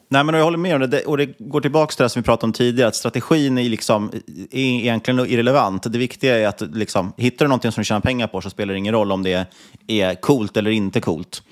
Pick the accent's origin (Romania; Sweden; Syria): Sweden; man var från Sverige